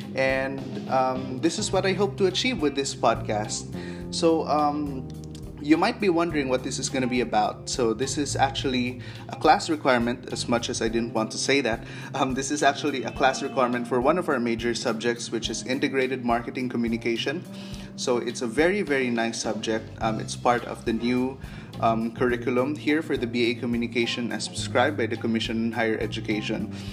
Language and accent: English; Zamboanga City, Zamboanga Peninsula, Philippines; I'm from Zamboanga City.